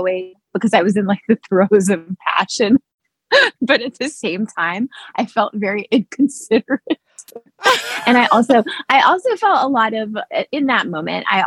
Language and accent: English; East Texas, United States; I'm from East Texas